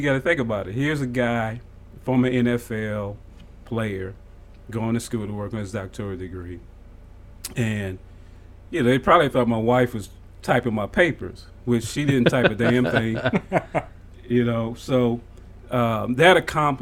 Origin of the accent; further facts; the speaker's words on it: New Orleans, Louisiana, United States; moved away as an adult; Grew up in New Orleans, yeah. Yeah, born and raised in New Orleans